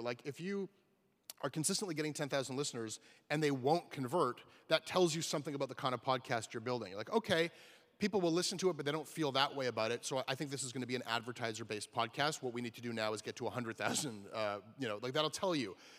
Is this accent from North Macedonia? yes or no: no; Canada; I'm from Canada